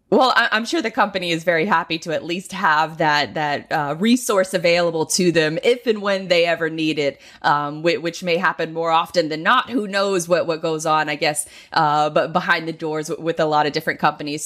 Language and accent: English; Jacksonville, Florida, United States; my hometown of Jacksonville, Florida